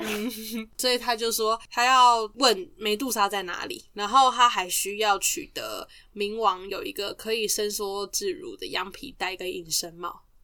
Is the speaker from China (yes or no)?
no; Taiwan; 我们身为台湾人